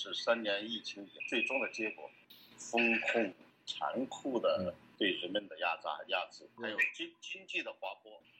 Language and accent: Chinese; Tongzi, Guizhou, China; moved away; also born or lived in Beijing; 我家乡所在的县城，就是贵州省遵义市下面的一个桐梓县